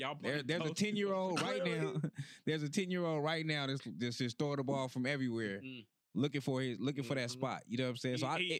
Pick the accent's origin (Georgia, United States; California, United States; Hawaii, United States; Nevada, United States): Nevada, United States; Las Vegas; I'm from Vegas.